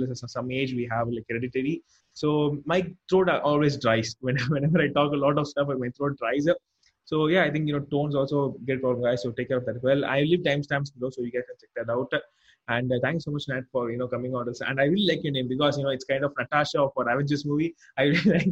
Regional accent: India; I'm an Indian.

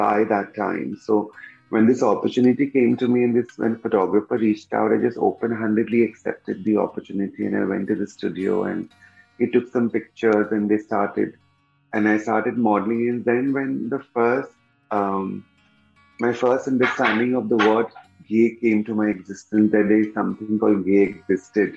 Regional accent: Kolkata, West Bengal, India; I come from Calcutta

